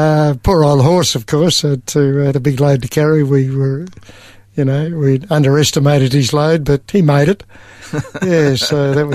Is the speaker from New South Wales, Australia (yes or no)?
no; Kew, Victoria, Australia; I was born in East Melbourne in a hospital.